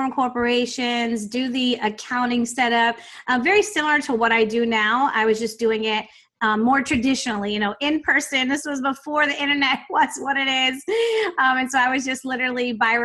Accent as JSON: {"language": "English", "town": "Virginia Beach", "region": "Virginia", "country": "United States", "tie": "born or raised there", "said": "I grew up in Virginia Beach, Virginia"}